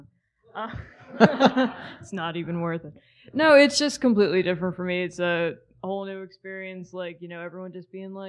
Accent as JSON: {"language": "English", "region": "New Jersey", "country": "United States", "also_born_or_lived": "Nevada", "moved": "as an adult", "lives_now": "San Diego, United States", "said": "I'm from South Jersey."}